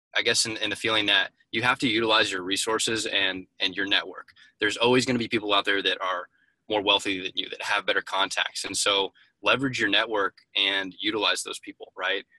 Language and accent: English; Indianapolis, Indiana, United States; born and raised originally in Indianapolis